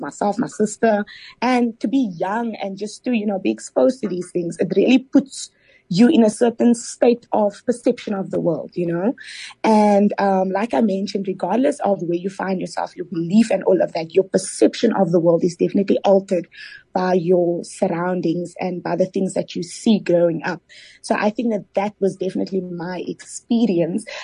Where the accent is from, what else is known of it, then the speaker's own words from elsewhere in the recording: Cape Town, Western Cape, South Africa; I am from Mitchell's Plain, proudly born and bred, mm. um, Mitchell's Plain in Cape Town.